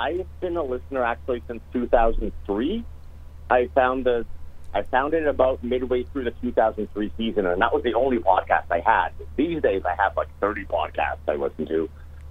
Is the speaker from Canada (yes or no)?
yes; Winnipeg, Manitoba, Canada; So I'm from Winnipeg, but I have family in Boston and the New England area